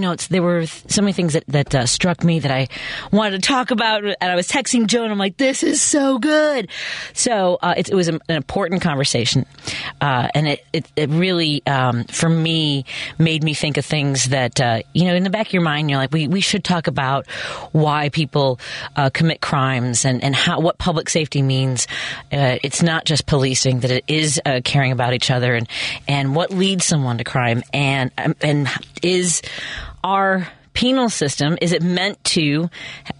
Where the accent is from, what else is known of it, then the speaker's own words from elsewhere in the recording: Chicago, Illinois, United States; Where I grew up in Norwood, was more than 50% for Trump